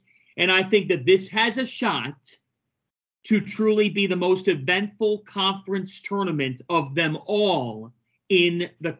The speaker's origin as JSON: {"language": "English", "town": "Cleveland", "region": "Ohio", "country": "United States", "tie": "born or raised there", "also_born_or_lived": "South Orange, New Jersey", "moved": "as an adult", "said": "I was from Cleveland. It's not a college, It's not a college basketball hub."}